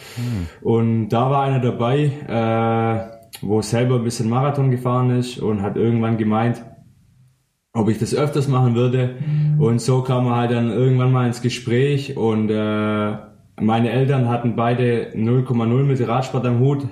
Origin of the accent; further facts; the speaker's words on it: Weilheim an der Teck, Baden-Württemberg, Germany; moved away as an adult; now in Schorndorf, Germany; ich komme ursprünglich aus Weilheim an der Tech